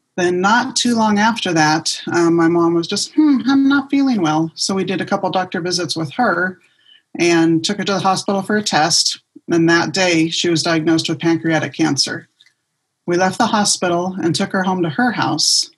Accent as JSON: {"language": "English", "region": "Southern California", "country": "United States", "tie": "born or raised there", "moved": "yes", "lives_now": "Las Vegas, United States", "said": "I grew up in Southern California and I moved here to Las Vegas"}